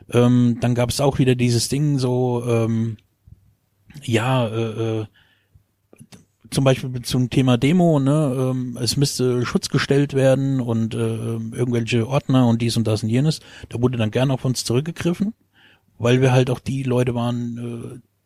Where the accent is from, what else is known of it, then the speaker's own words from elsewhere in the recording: Rhineland-Palatinate, Germany; moved away; dann irgendwann bin ich aus dem Westerwald weggegangen und ich bin dann in Gießen gelandet.